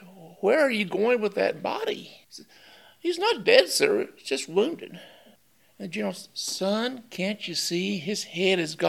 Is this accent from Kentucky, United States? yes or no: yes; Wayne County, Kentucky, United States; now in Lexington, United States; I'm from Wayne County. I've been here in Lexington since 82